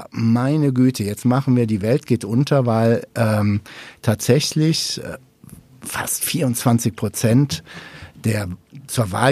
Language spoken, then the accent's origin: German; North Rhine-Westphalia, Germany; Du kommst ursprünglich aus NRW, ich komme aus NRW.